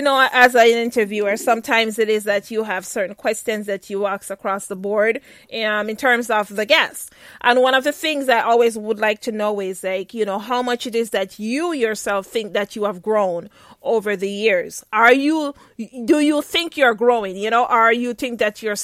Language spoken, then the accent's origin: English; Saint Mary, Jamaica; I'm from St. Mary.